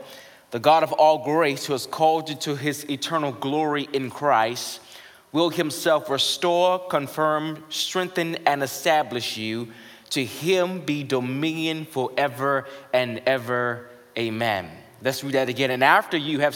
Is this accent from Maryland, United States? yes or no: yes; right outside D.C., Maryland, United States; I grew up in Maryland, right outside D.C.